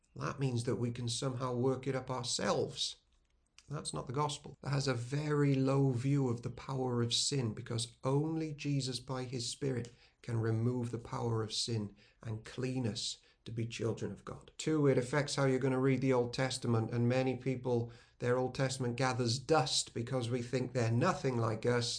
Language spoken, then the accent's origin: English; Wales, United Kingdom; We can remain as Welsh people who worship with our Welsh hymns and Welsh language and Welsh food